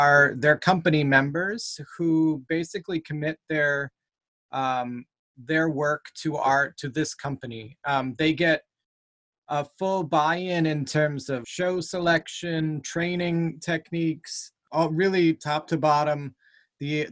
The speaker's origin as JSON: {"language": "English", "town": "New Ipswich", "region": "New Hampshire", "country": "United States", "tie": "born or raised there", "also_born_or_lived": "Ohio / Massachusetts", "lives_now": "Manchester, United States", "said": "I grew up in New Ipswich, New Hampshire, and went to school in Jaffrey."}